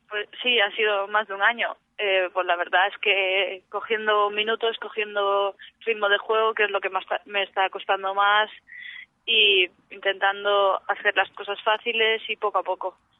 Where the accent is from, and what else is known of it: Moaña, Galicia, Spain